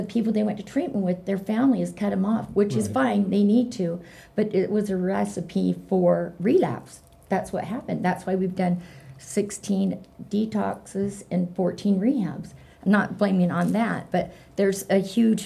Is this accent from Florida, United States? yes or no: no; Ogden, Utah, United States; I'm from Ogden